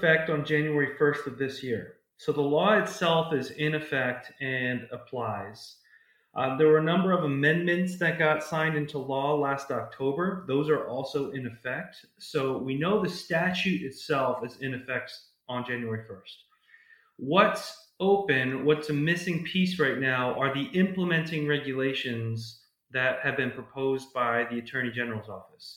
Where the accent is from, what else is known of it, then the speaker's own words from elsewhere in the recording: New York, United States; moved away; also born or lived in California / Austin, Texas / San Diego, California; I'm originally from New York and then moved out to California for a bit and then went to undergraduate school and a bit of graduate school in Texas